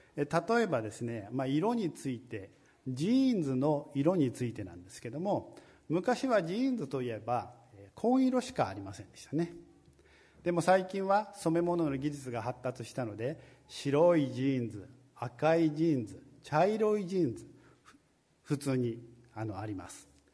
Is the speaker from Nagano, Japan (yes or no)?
no; Tokyo, Japan; moved away; 私はあの、ずっと東京にいたので